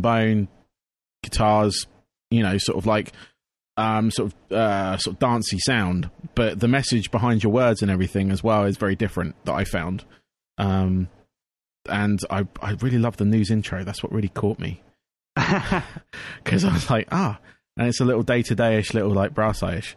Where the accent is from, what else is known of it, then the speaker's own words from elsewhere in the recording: England, United Kingdom; I am from England